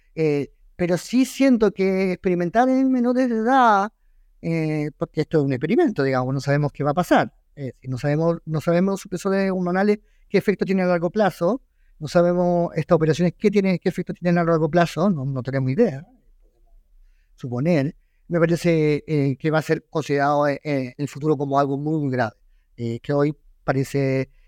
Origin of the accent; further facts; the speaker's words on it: Chile; soy chileno